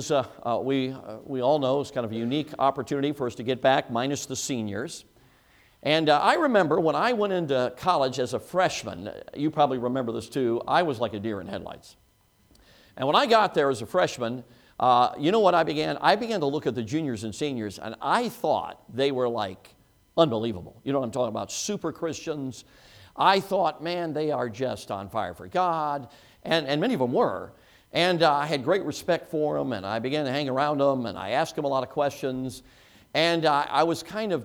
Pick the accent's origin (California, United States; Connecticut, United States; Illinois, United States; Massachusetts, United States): Illinois, United States; Chicago; moved away; I grew up in Chicago, as most of you know, six years old and on